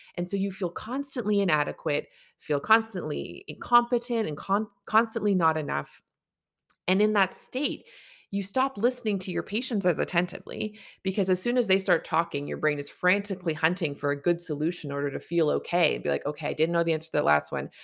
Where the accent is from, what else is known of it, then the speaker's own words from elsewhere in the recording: Canada; I'm a Canadian family physician